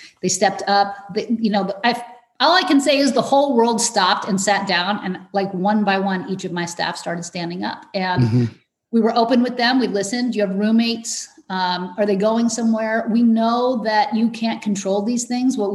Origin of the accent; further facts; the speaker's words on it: Iran; moved away; we're immigrants. I was born in Iran